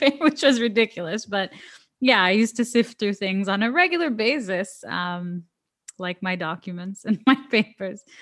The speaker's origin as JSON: {"language": "English", "town": "Toronto", "region": "Ontario", "country": "Canada", "said": "I'm from Toronto, which is the main city"}